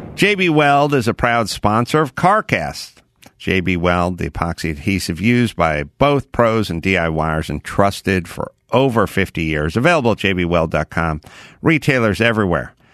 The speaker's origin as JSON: {"language": "English", "town": "Los Angeles", "region": "California", "country": "United States", "tie": "born or raised there", "said": "I grew up out here in North Hollywood"}